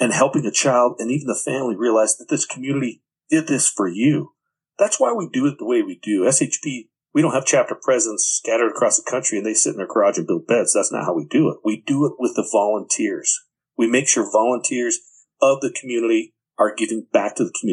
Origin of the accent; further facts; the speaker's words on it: Twin Falls, Idaho, United States; I'm from Twin Falls, Idaho